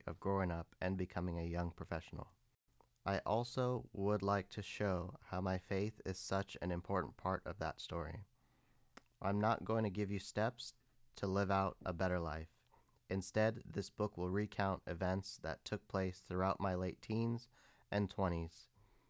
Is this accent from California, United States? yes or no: yes; San Bruno, California, United States; I was born and raised in Northern California in a city called San Bruno.